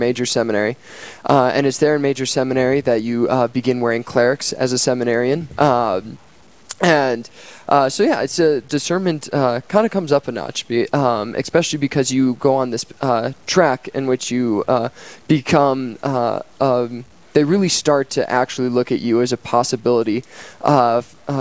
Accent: Dickinson, North Dakota, United States; I was born and raised here in Dickinson, North Dakota

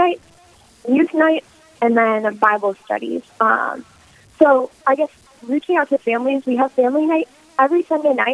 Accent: Sioux Falls, South Dakota, United States; also born or lived in Brookings, South Dakota; I was born in Sioux Falls, South Dakota, and my family currently lives in Brookings

